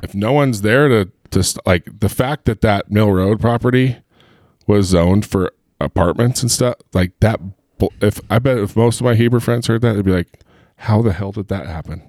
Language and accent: English; Heber, Utah, United States; I'm from Heber